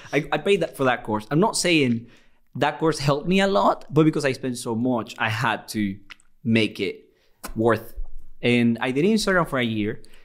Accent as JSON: {"language": "English", "country": "Venezuela", "also_born_or_lived": "Liverpool, United Kingdom", "second_language": "English", "moved": "yes", "lives_now": "United Kingdom", "said": "I'm from Venezuela"}